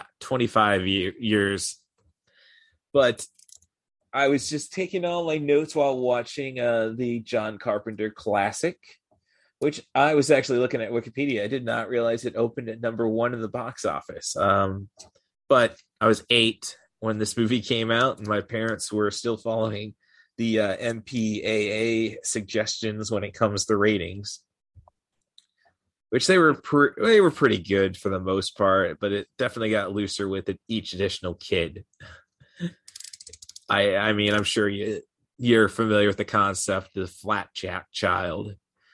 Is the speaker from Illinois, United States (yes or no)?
yes; Morton, Illinois, United States; moved away; back in my hometown before they expanded the movie theater, there's only one screen, and this is in Morton, Illinois.